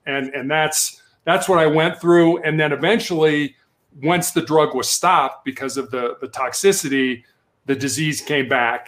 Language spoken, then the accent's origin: English; Chicago, Illinois, United States; moved away; I was born and raised in Chicago, Illinois